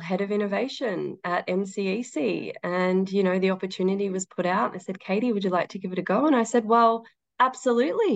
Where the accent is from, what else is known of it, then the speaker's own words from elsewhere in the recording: Daylesford, Victoria, Australia; also born or lived in Queensland; now in Melbourne, Australia; I grew up in Dalesford